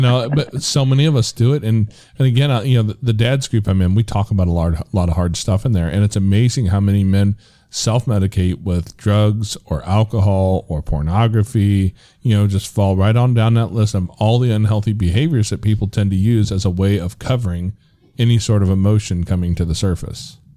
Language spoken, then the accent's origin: English; United States; as American males